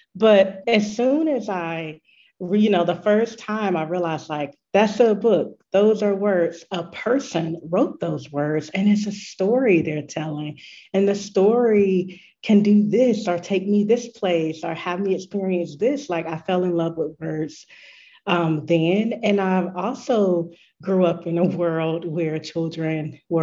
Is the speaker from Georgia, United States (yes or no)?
yes; Gainesville, Georgia, United States; a Black woman born and raised in the South USA